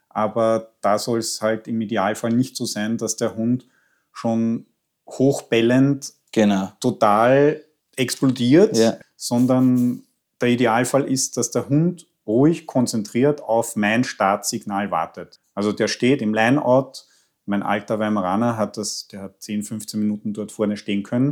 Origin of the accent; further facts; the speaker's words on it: Austria; bei uns in Österreich